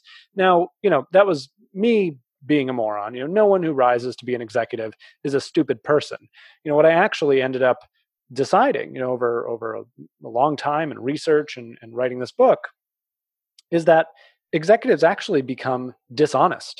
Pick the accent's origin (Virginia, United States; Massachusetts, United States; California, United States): Massachusetts, United States; outside of Boston; I grew up outside of Boston.